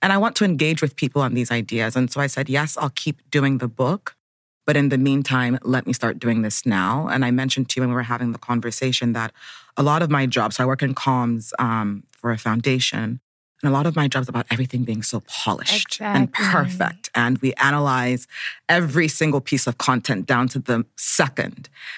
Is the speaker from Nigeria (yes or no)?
yes; Nigeria; now in Brooklyn, United States; I'm Nigerian-American. I live in Brooklyn, New York, but Abuja, Nigeria is also home.